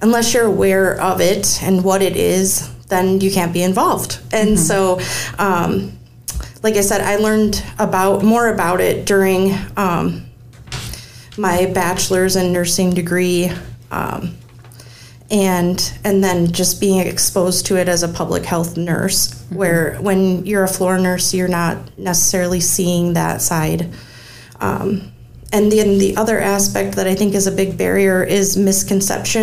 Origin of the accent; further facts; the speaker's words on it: United States; I was born and raised here in Rock County